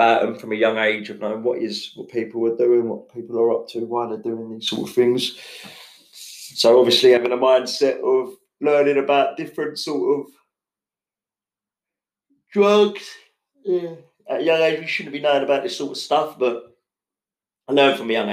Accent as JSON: {"language": "English", "town": "Enfield", "region": "London", "country": "United Kingdom", "tie": "born or raised there", "said": "I was born in Enfield Chase Farm"}